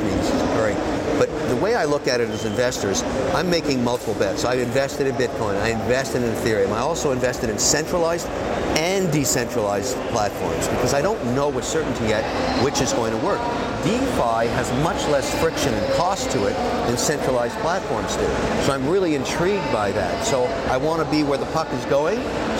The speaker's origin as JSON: {"language": "English", "town": "Montreal", "region": "Quebec", "country": "Canada", "tie": "born or raised there", "said": "I was born in Montreal, Canada."}